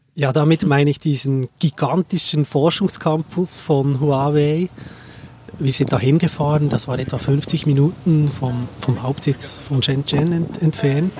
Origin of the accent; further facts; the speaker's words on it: Seeland, Bern, Switzerland; ich bin ursprünglich, komme ich aus dem Seeland und kenne das sehr, sehr gut